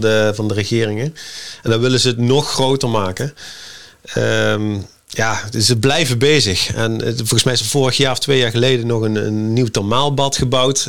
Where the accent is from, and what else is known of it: Netherlands